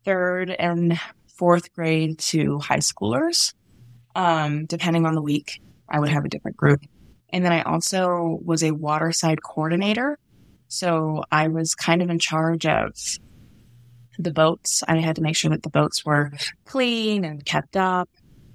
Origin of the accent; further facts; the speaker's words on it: Indianapolis, Indiana, United States; moved away as an adult; also born or lived in Michigan; now in Idaho, United States; I grew up in Indianapolis, Indiana, so I actually ended up going to Camp Lakeview in southern Indiana as a camper.